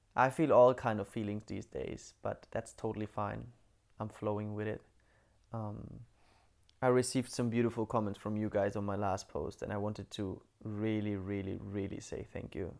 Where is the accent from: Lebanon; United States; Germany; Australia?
Germany; Bamberg, Bavaria; moved away; I'm in Bamberg right now in my hometown